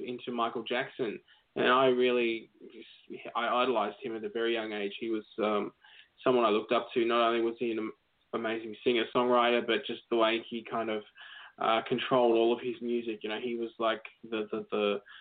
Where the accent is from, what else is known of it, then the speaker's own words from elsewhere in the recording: Melbourne, Victoria, Australia; I grew up in Melbourne, where I am now.